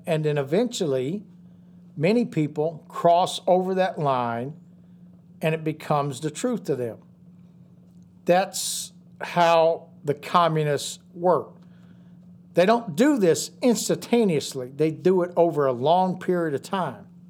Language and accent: English; United States; us as American patriots in this country